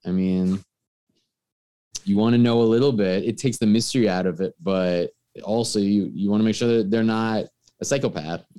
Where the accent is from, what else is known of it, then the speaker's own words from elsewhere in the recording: New York, United States; I'm from New York.